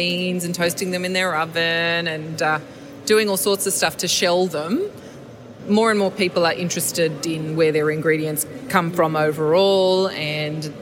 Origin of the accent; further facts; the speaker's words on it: Sydney, New South Wales, Australia; I'm born and raised in the Inner West. I'm never going to leave.